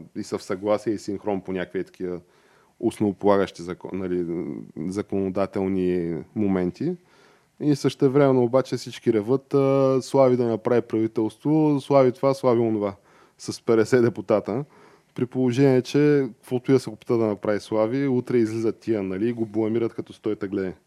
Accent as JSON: {"language": "Bulgarian", "country": "Bulgaria", "said": "аз съм си типичен българин"}